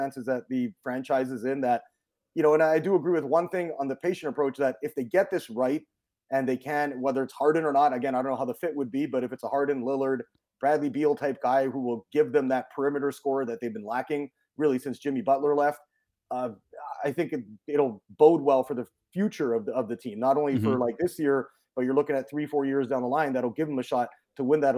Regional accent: Vancouver, British Columbia, Canada; moved away as an adult; I grew up in Vancouver, Canada

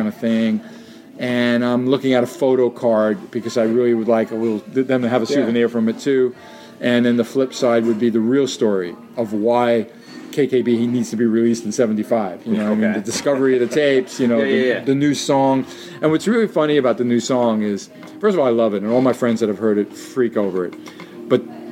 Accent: New York City, New York, United States; who I grew up with in Jackson Heights, where I lived then in Queens

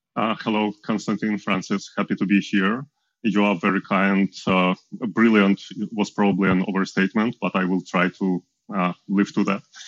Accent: Ukraine; moved away as an adult; also born or lived in Switzerland; I'm from Ukraine. I was born there, moved to Switzerland to work uh, with Google at 2016

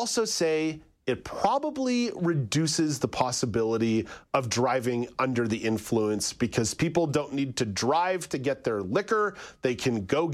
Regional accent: Quebec, Canada; now in Ontario, Canada; I grew up in Quebec, where the dépanneur culture reigns supreme

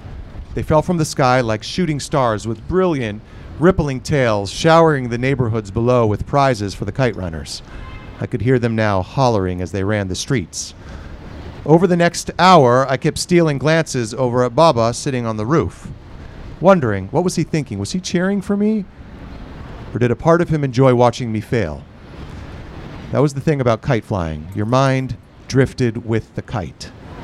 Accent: Fort Lauderdale, Florida, United States; Fort Lauderdale, Florida.

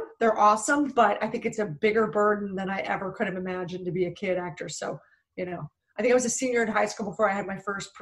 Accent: Philadelphia, Pennsylvania, United States; now in Los Angeles, United States; I'm originally from Philadelphia. I'm one of seven kids. My dad owned a bar

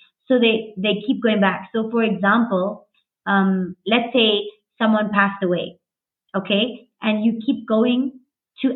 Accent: South Africa; I was born here, and so were my parents and my grandparents.

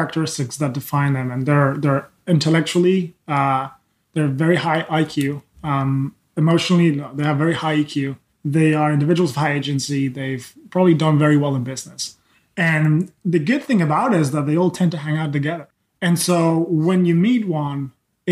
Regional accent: Spain; also born or lived in England / Philadelphia; now in California, United States; I'm born and raised in Spain.

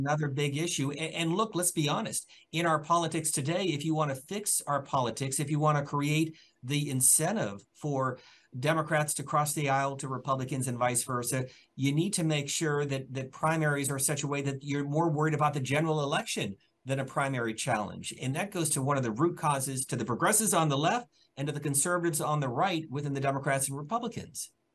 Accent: Pennsylvania, United States; I'm from Pennsylvania

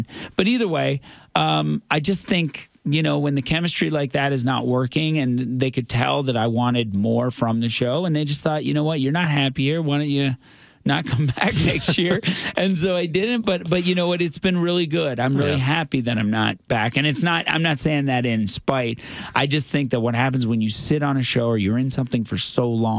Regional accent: Newfoundland and Labrador, Canada; as a Newfoundlander, grew up in Newfoundland, thinking I was white

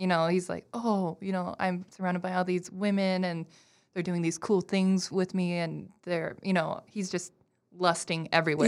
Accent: Minnesota, United States; I'm very Minnesotan

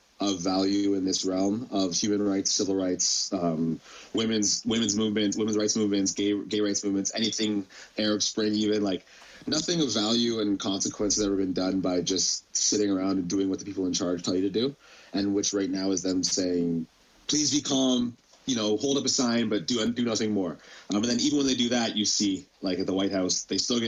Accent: London, Ontario, Canada; as a kid in London, most of them are just predominantly white, just because that's just the demographics of London

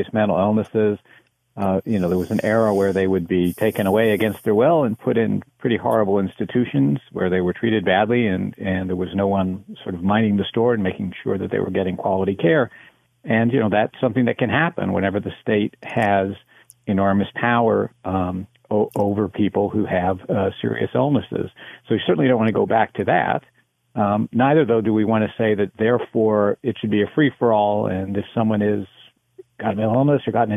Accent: United States; I am American

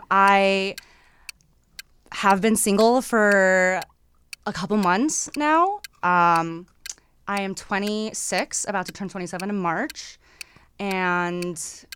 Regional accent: United States; also born or lived in South Korea; I moved to America from Korea when I was 2.

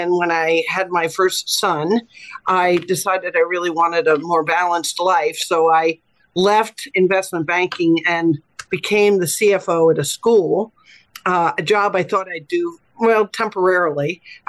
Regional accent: Montclair, New Jersey, United States; moved away as an adult; also born or lived in Florida / New York City; now in Washington, D.C., United States; I grew up in Montclair, New Jersey.

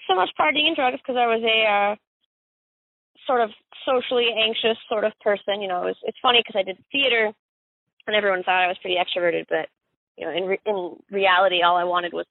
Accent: Summerfield, North Carolina, United States; also born or lived in Miami, Florida / Greensboro, North Carolina; I was born in South Dade County, Miami. Uh, grew up in Summerfield, North Carolina.

